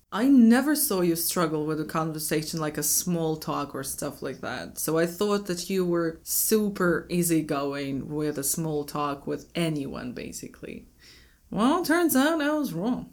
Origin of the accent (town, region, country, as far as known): Moscow, Russia